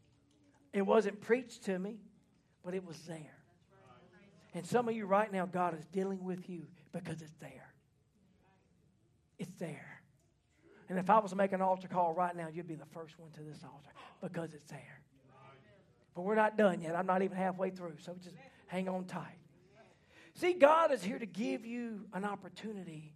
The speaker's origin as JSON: {"language": "English", "region": "Mississippi", "country": "United States", "tie": "born or raised there", "also_born_or_lived": "Louisiana", "said": "I grew up in Mississippi"}